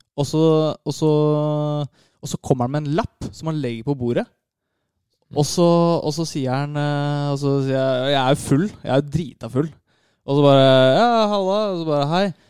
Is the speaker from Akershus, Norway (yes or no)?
yes; Lørenskog, Akershus, Norway; Jeg er fra Lørenskog